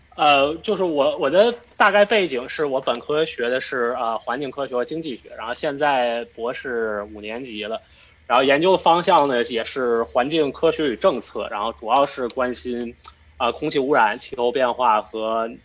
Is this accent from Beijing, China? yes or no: yes; Beijing, China; 我是北京的考生